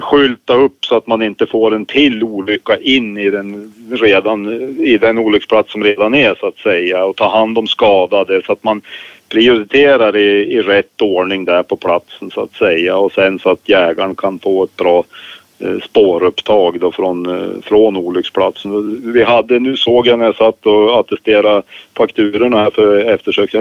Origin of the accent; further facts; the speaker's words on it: Östersund, Jämtland, Sweden; accent: northern Swedish; jag hör hemma i Östersund i Jämtlands län